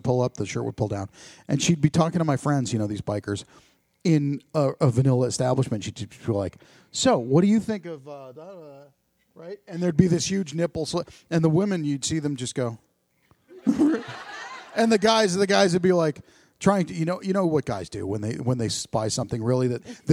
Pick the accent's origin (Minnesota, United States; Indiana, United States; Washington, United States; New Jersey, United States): New Jersey, United States; now in Ohio, United States; I'm from New Jersey